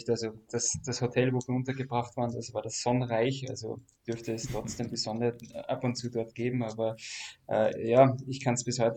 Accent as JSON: {"language": "German", "town": "Steyr", "region": "Upper Austria", "country": "Austria", "tie": "born or raised there", "also_born_or_lived": "Berlin", "said": "jetzt bin ich äh, wieder in Steyr in Oberösterreich. Das ist meine Heimatstadt, äh, in der ich seit einem Jahr jetzt wieder ähm, lebe, äh, nach, nachdem ich in Berlin dann meine Zelte abgebrochen habe."}